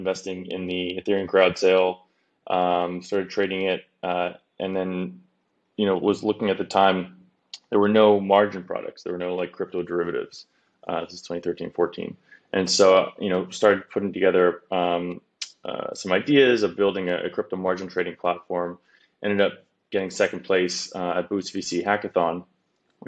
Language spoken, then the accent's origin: English; Vancouver, British Columbia, Canada; moved away as an adult; also born or lived in Los Angeles / San Francisco; I grew up in Vancouver, Canada, which, you know, at 18, I made the bold decision to go to school in America